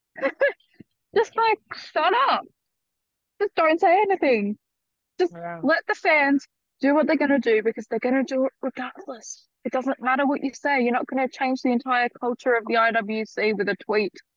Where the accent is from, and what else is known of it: Australia; accent: Australian